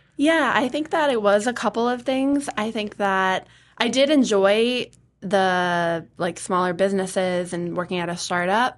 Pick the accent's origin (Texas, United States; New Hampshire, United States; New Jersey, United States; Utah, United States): New Hampshire, United States; Atkinson; I grew up in Atkinson. I have lived in New Hampshire my whole life